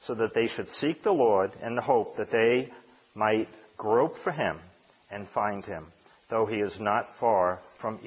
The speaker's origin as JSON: {"language": "English", "country": "United States", "tie": "born or raised there", "said": "I was born here in America"}